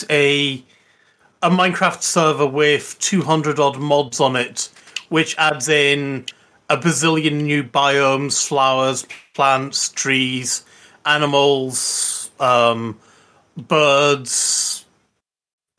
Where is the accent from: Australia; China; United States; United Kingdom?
United Kingdom; We're British